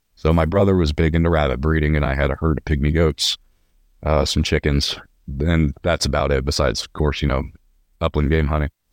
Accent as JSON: {"language": "English", "town": "Visalia", "region": "California", "country": "United States", "tie": "born or raised there", "moved": "as an adult", "lives_now": "Lubbock, United States", "said": "I'm from Visalia, California, originally"}